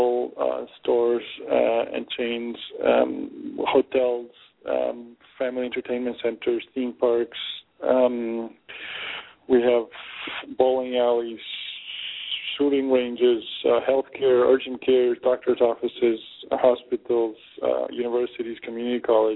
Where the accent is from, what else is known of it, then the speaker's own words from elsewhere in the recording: Argentina; moved away; also born or lived in Germany / Peru / Boston / California; I was born and raised in Argentina.